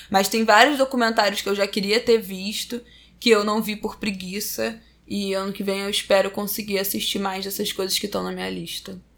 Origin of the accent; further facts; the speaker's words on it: Cuiabá, Mato Grosso, Brazil; eu sou de Cuiabá, Mato Grosso, e uma das minhas metas para 2020 é encontrar Flávia e Isabela no Carnaval do Rio.